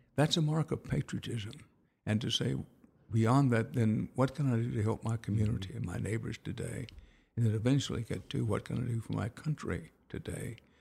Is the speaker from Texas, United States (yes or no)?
yes; Houston, Texas, United States; also born or lived in Wharton, Texas; I was born in Wharton, growing up in Houston